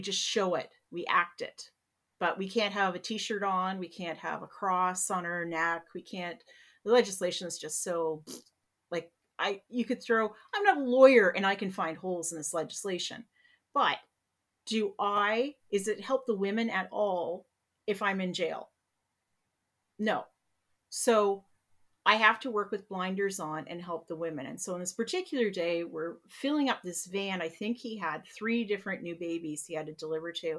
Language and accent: English; Peterborough, Ontario, Canada; I'm from Peterborough, we're all pretty white